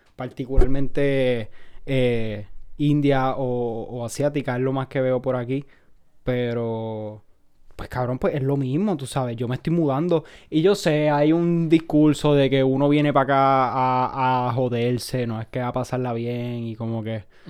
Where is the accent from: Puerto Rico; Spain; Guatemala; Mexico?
Puerto Rico; moved away as an adult; now in United States; soy de Puerto Rico